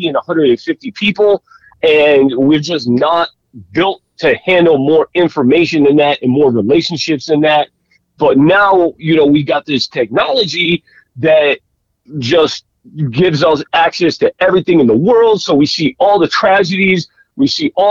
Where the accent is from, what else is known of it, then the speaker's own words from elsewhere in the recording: Florida, United States; I grew up in Florida